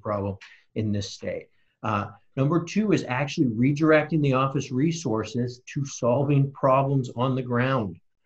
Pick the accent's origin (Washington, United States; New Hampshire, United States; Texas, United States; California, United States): Washington, United States; Seattle; I grew up in Magnolia, so I claim Seattle as my home